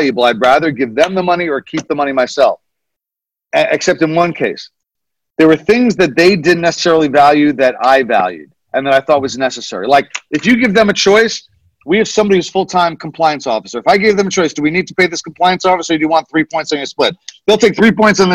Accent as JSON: {"language": "English", "town": "Nyack", "region": "New York", "country": "United States", "tie": "born or raised there", "said": "my hometown, Nyack, New York"}